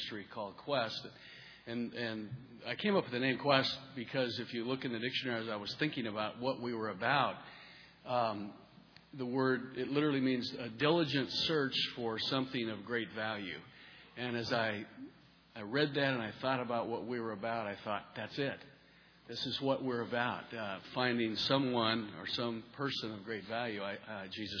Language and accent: English; Montana, United States; moved away; also born or lived in Rochester, Minnesota; I'm originally from Montana